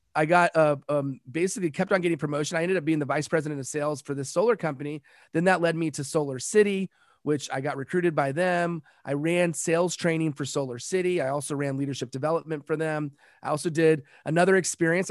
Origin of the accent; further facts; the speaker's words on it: Los Angeles, California, United States; also born or lived in South Pacific; I'm from Los Angeles